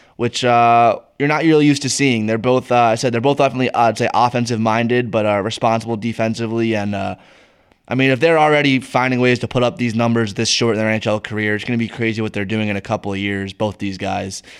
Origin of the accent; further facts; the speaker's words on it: United States; As an American